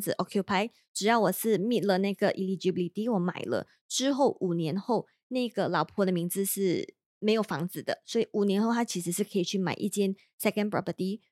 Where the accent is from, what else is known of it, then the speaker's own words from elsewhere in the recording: Malaysia; now in Singapore; 我们马来西亚人会更加不懂嘛